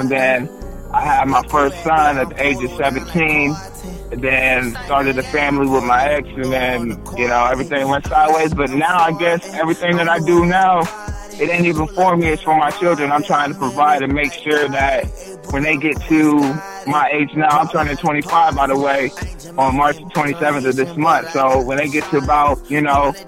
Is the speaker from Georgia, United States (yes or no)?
no; Delaware, Ohio, United States; now in Columbus, United States; originally I was from Delaware, Ohio, and everybody in Delaware knows me